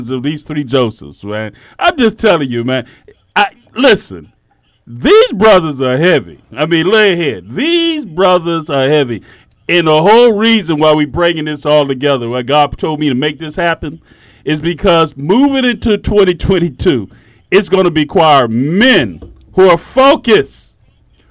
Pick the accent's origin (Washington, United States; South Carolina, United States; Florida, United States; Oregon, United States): Florida, United States; Miami; as I grew up in Miami